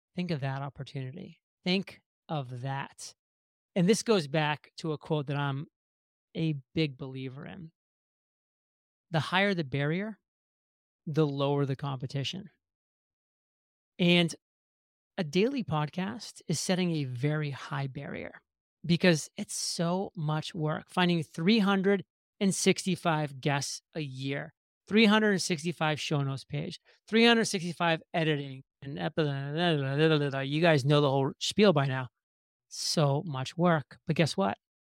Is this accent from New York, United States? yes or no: no; Maine, United States; moved away as an adult; growing up in Maine for the first eighteen years of my life in a very small town